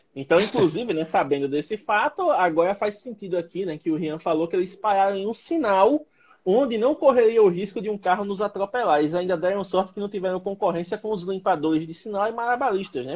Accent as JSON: {"language": "Portuguese", "town": "Penedo", "region": "Alagoas", "country": "Brazil", "said": "eu sou de Penedo, Alagoas. Penedo é uma cidade muito abençoada, porque temos aqui prédios históricos lindíssimos"}